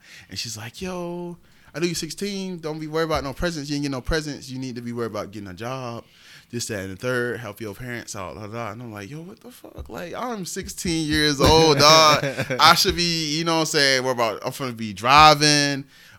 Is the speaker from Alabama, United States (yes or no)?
no; Augusta, Georgia, United States; also born or lived in Keysville; originally, I was born in Augusta, but we were staying in Keysville off rip until I was, like, 3. Then we moved to Augusta.